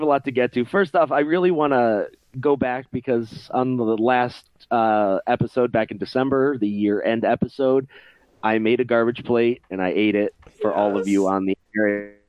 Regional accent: Rochester, New York, United States; moved away; I was born and raised in Rochester, New York, and I'm proud of where I came from. While I have since moved to greener pastures and found happiness in the flyover states, I still have a certain fondness for the Flower City

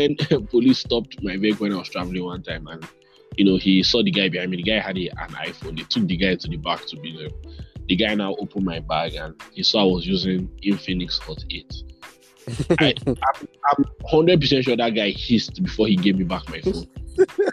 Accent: Nigeria; I'm Nigerian

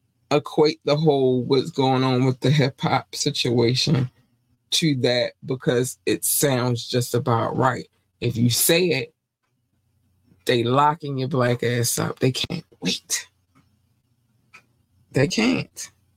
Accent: North Carolina, United States; born there; Like I said, I was born in North Carolina.

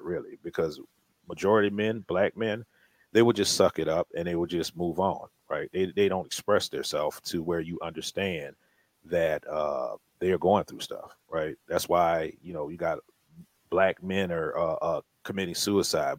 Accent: New Orleans, Louisiana, United States; we're from New Orleans

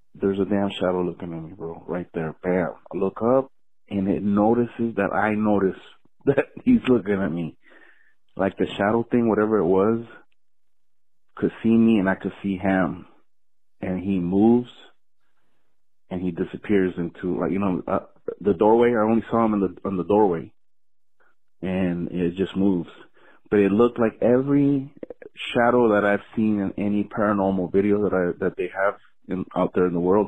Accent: Panama; I'm from Panama

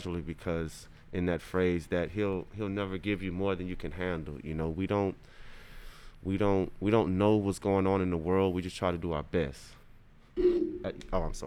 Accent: Crowley, Louisiana, United States; also born or lived in California; I'm from Crowley, you know, raised in California kinda

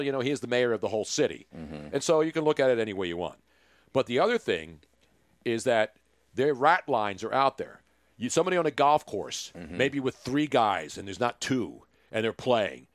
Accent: Philadelphia, Pennsylvania, United States; I'm a Philly guy

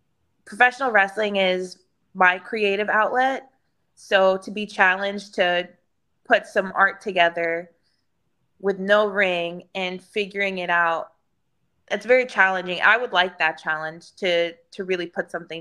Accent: Houston, Texas, United States; downtown Houston, which is in my hometown

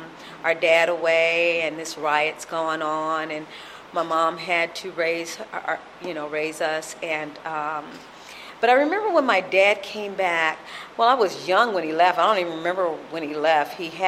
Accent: Sacramento, California, United States; born there; So I have a brother from France. I have a brother that was born in Texas, and I was born in Sacramento, California.

